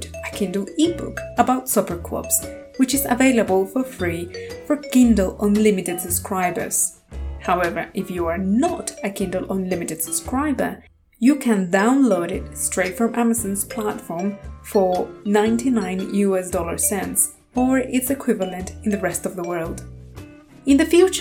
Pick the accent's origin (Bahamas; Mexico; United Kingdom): Mexico; moved away; I grew up in Mexico